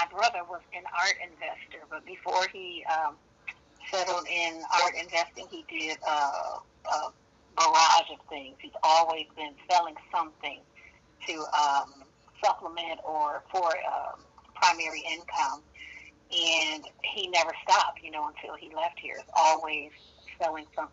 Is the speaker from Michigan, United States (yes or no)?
no; San Francisco, California, United States; I am from Northern California, San Francisco to be exact